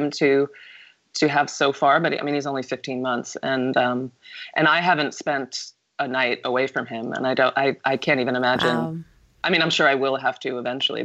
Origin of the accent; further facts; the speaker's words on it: New York, United States; I'm from New York